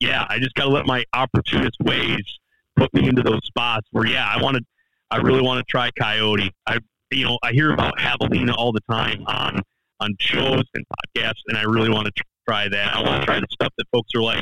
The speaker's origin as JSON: {"language": "English", "region": "Michigan", "country": "United States", "said": "I'm from the Midwest, and I'm still a Michigan boy"}